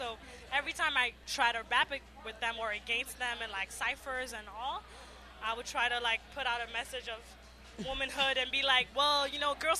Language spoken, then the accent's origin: English; Rwanda; born or raised there; now in Canada